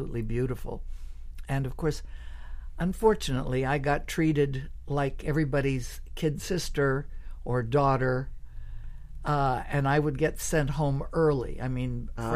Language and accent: English; Montreal, Quebec, Canada; moved away; he knew I was from Montreal